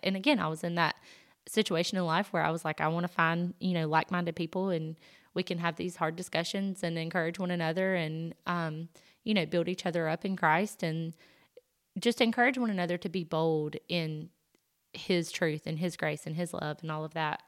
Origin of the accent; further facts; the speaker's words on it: the South, United States; accent: Southern; I'm from the South, I'm sure you can tell by the accent